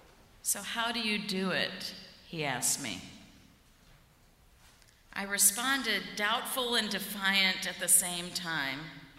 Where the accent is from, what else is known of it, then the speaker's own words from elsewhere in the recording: the South, United States; accent: southern; I had to wear menswear suits in the mid-1980s to fit in, lose my southern accent